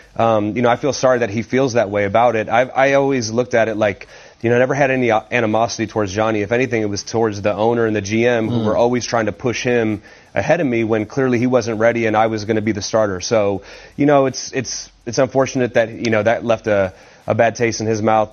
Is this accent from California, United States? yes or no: no; Cleveland, Ohio, United States; the starter of my hometown team